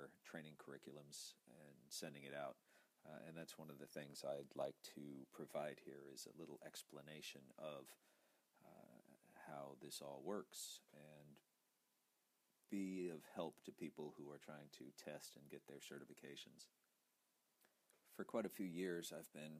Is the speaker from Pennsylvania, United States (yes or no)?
no; Sausalito, California, United States; starting as a dishwasher when I was a kid in Sausalito